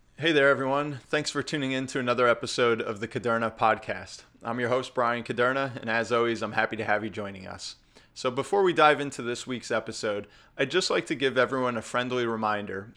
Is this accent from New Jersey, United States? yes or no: yes; New Jersey, United States; my home state of New Jersey